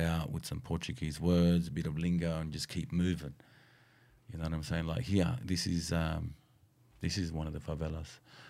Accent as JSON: {"language": "English", "town": "Sydney", "region": "New South Wales", "country": "Australia", "said": "bro, I'm from Sydney, Australia, man."}